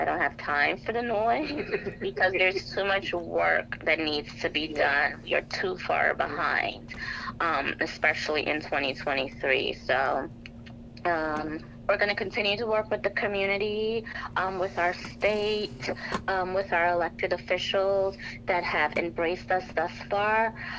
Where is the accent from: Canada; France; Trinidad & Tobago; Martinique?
Trinidad & Tobago; So I am Trinidadian, and in our culture, the steel pan or the steel drum is part of our culture, is part of our music